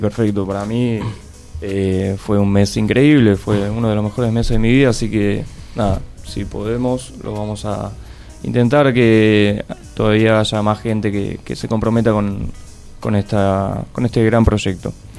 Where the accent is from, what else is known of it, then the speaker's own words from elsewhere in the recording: Buenos Aires, Argentina; nací aquí en la ciudad autónoma de Buenos Aires